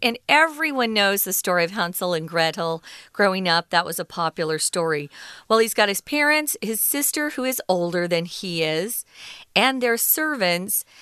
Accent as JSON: {"language": "English", "country": "United States", "moved": "yes", "lives_now": "Taiwan", "said": "I reside in Taiwan. I wasn't born here. I'm an American citizen, but I do reside in Taiwan"}